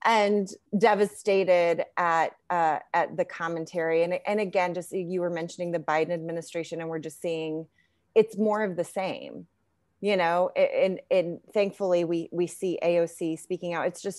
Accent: United States; I'm an American citizen. I was born in the United States. My parents are immigrants.

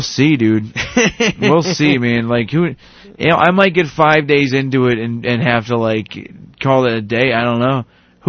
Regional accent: Boston, Massachusetts, United States; I'm from Boston. I'm just visiting.

